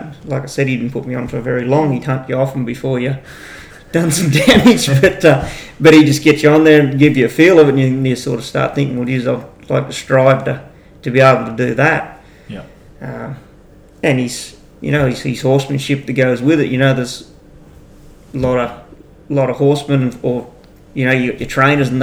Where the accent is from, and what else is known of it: Inverell, New South Wales, Australia; born or raised there; also born or lived in Manila, New South Wales